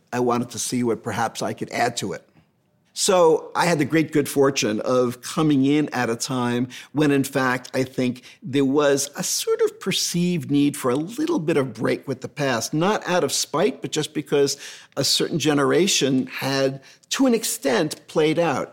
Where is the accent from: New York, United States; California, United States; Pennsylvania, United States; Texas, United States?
New York, United States; I'm a New Yorker